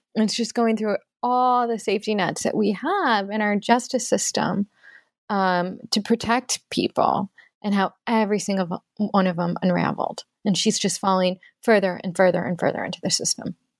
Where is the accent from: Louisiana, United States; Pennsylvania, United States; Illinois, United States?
Illinois, United States; Oak Park; my hometown of Oak Park